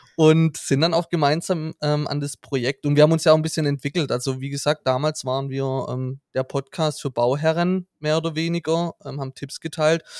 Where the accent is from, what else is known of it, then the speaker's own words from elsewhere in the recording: Hohenlohe, Baden-Württemberg, Germany; now in Stuttgart, Germany; wir kommen aus dem Hohenlohe